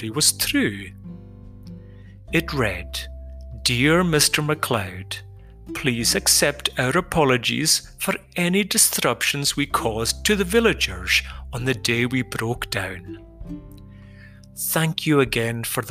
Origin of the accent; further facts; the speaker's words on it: Outer Hebrides, Scotland, United Kingdom; my village in the Outer Hebrides.